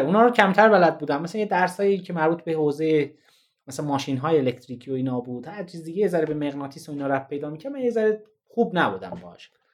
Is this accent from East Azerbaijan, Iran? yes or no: yes; Tabriz, East Azerbaijan, Iran; من میخوام برم هم شهر خودم